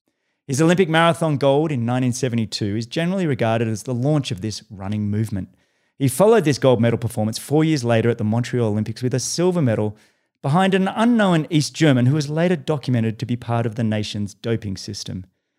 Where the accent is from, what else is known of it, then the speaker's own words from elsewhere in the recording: Australia; now in United States; You know, I'm Australian, living in the US.